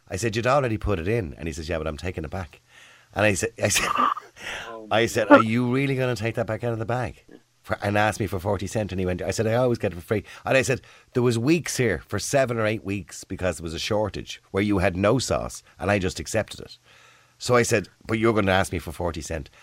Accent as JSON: {"language": "English", "country": "Ireland", "said": "We're typical Irish."}